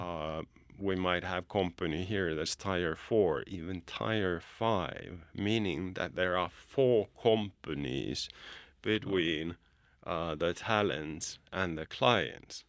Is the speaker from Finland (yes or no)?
yes; Finland; now in Bulgaria; I'm from Finland, but I don't call it home anymore. It's a place where I go, go visit. It's my birth country, but Bulgaria is really my home.